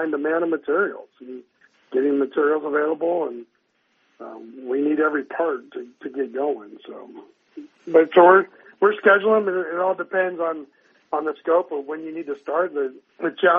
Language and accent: English; Northern California, United States; moved away as an adult; also born or lived in Colorado; now in Arizona, United States; I grew up in Northern California